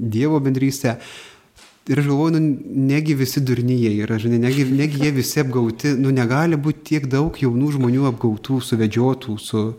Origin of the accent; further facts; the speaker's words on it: Pilikalniai village, Bartninkai parish, Vilkaviškis deanery, Marijampolė County, Lithuania; esu kilęs iš Vilkaviškio dekanato Bartininkų parapijos Pilikalnių kaimo